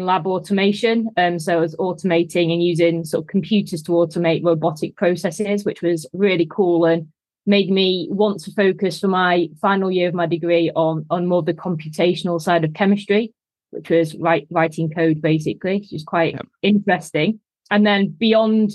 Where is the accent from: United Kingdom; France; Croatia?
United Kingdom; Manchester, North West England; also born or lived in Leeds; as you can probably tell from the accent, I'm from Manchester